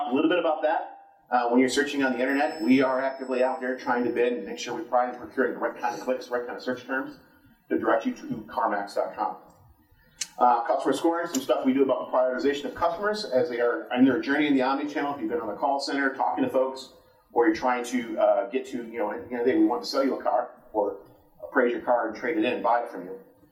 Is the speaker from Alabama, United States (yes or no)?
no; Detroit, Michigan, United States; I'm from Detroit, so I talk really fast